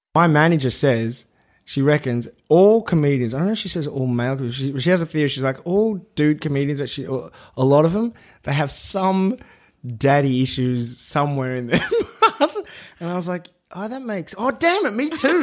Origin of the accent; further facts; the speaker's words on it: Melbourne, Victoria, Australia; I grew up in Melbourne